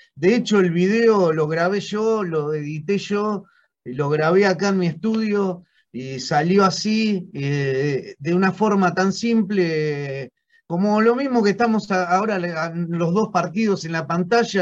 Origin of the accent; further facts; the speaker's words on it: Argentina; como argentino